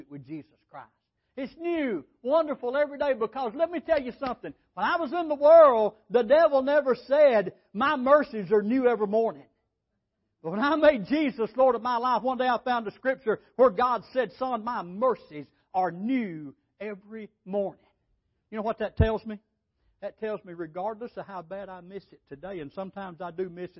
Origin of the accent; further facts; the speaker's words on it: Holly Pond, Alabama, United States; also born or lived in California; I was saved in California and I came back to Alabama down at Holly Pond, Alabama.